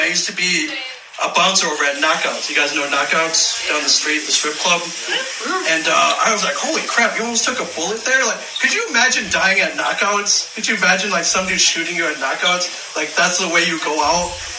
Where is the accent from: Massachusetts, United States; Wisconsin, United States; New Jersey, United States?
New Jersey, United States; now in Albuquerque, United States; So like I mentioned, I'm from New Jersey. I'm from out of town.